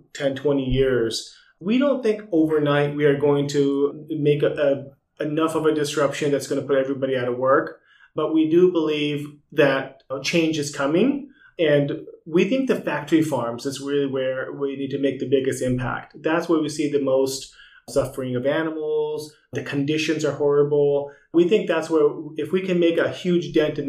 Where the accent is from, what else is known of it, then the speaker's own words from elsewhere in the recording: United States; As an American